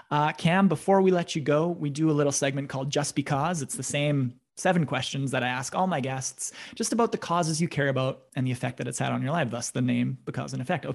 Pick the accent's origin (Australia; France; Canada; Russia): Canada; Russell, Manitoba; I'm from Russell